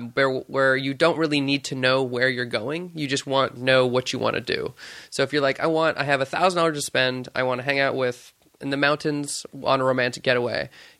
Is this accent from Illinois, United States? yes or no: no; Stockton, California, United States; Yeah, I grew up in beautiful suburbia in small Stockton. And I was raised there for 19 years and then moved away.